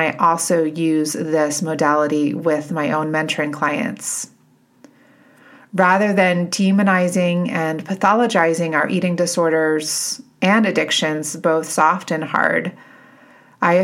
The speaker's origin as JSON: {"language": "English", "region": "Connecticut", "country": "United States", "tie": "born or raised there", "moved": "yes", "said": "I grew up in Connecticut"}